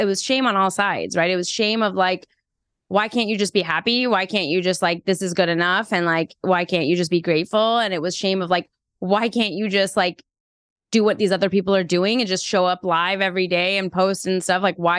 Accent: Iran; born there; I'm Iranian American and I was born in Iran.

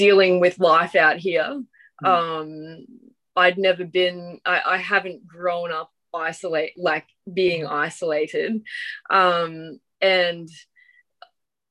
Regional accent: Ingham, Queensland, Australia; moved away as an adult; also born or lived in Atherton Tablelands; where I grew up in Ingham, the athletics track was within 200 meters of my house

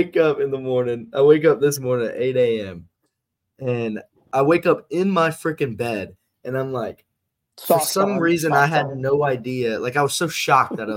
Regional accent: Houston, Texas, United States; I'm from Houston, Texas.

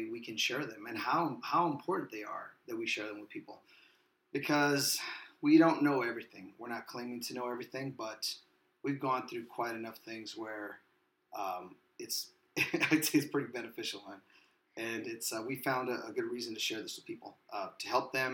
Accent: Wilmington, United States; I'm also a kid from Wilmington.

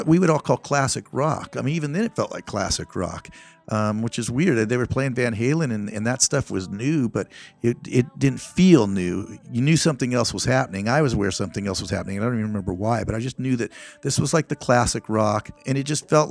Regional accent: Rancho Cordova, California, United States; I grew up in Rancho Cordova

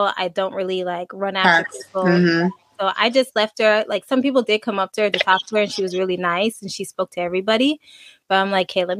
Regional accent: Montreal, Quebec, Canada; I'm coming from Canada and Montreal.

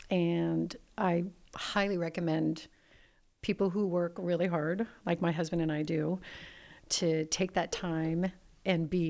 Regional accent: Pacific Northwest, United States; Uh, I'm from the Pacific Northwest. I do everything vintage.

